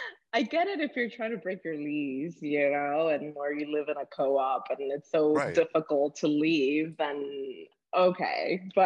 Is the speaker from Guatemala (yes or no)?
yes; Guatemala; moved away as an adult; also born or lived in Los Angeles, United States; now in New York City, United States; So yes, I'm originally from Guatemala. I moved to the States about 12 years ago to Los Angeles, and I've been in New York for the last 2 years, 2.5 years.